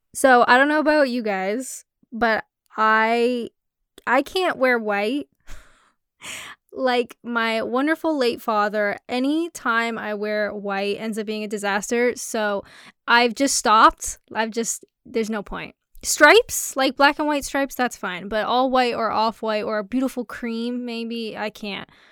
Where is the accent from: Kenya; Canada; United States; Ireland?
Canada; I'm Canadian.